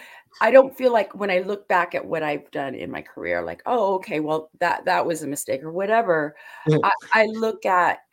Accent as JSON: {"language": "English", "region": "Alaska", "country": "United States", "tie": "born or raised there", "said": "I was born and raised up in Alaska"}